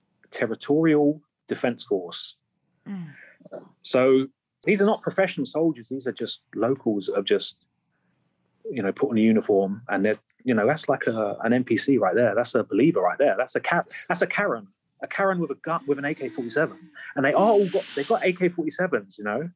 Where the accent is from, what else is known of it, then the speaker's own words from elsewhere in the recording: England, United Kingdom; I could be walking around as an English guy